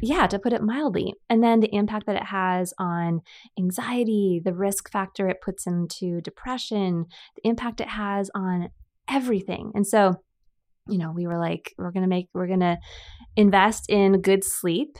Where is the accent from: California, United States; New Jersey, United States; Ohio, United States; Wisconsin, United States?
California, United States; San Diego; also born or lived in Chula Vista / Bonita; San Diego, born and raised.